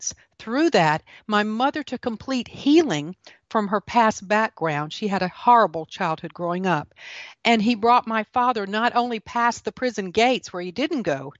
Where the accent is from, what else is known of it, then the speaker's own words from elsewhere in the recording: the Golden Corner of South Carolina, United States; also born or lived in Washington, D.C.; I am from the golden corner of South Carolina.